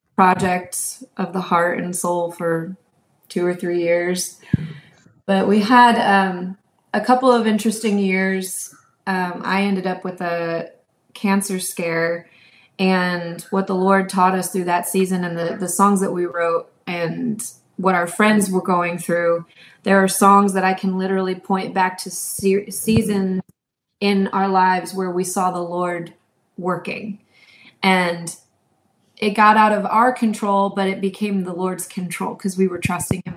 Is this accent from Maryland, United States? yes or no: no; New York, United States; now in Houston, United States; I'm from New York originally